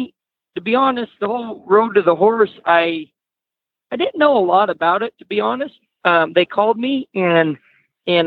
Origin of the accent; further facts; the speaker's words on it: Idaho, United States; also born or lived in Nevada; we moved over here to Nevada or Idaho and got more into the horses